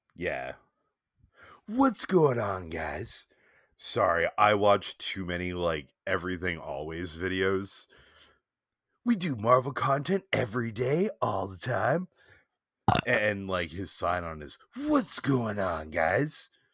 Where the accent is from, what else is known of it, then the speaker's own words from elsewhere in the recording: Boston, Massachusetts, United States; as a Bostonian